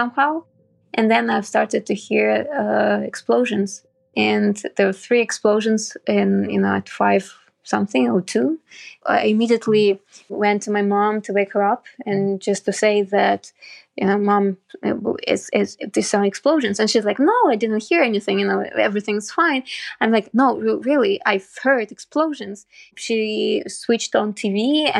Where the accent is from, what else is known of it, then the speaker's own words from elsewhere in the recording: Kyiv, Ukraine; I'm a Kyiv-born journalist, and I'm happy that I was born here in Ukraine